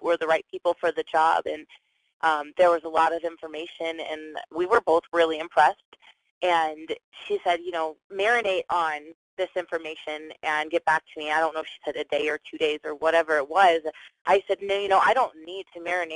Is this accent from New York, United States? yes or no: no; Atlanta, Georgia, United States; now in Colorado, United States; I'm actually originally from Atlanta